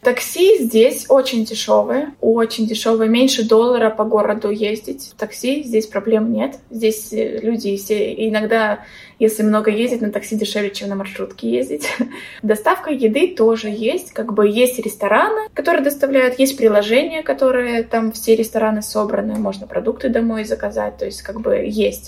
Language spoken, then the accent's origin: Russian; Belarus; moved away as an adult; also born or lived in Tbilisi, Georgia; now in Batumi, Georgia; сама я из Беларуси